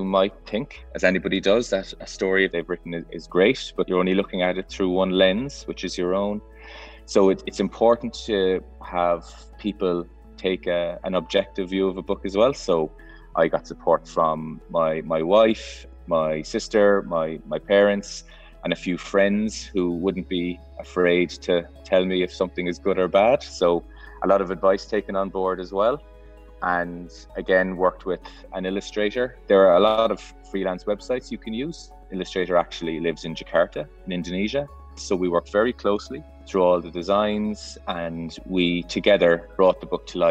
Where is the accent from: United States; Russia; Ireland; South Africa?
Ireland; Cork, Munster; I'm from Cork City